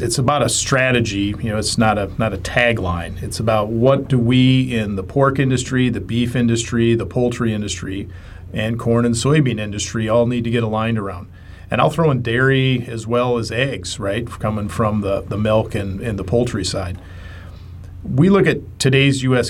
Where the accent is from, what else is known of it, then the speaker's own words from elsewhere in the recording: Midwest, United States; growing up in the Midwest